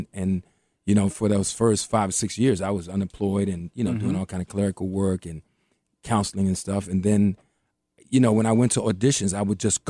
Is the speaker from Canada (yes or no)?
no; New York, United States; And the man said, where are you from? I said, I'm from New York.